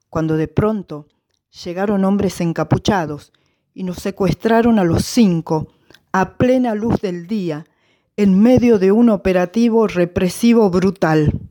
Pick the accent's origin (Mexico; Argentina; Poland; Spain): Argentina; San Miguel de Tucumán, Tucumán; Nací en San Miguel de Tucumán el 29 de julio de 1950. Hice mi primaria en la escuela Rivadavia como mi madre y mi hermana.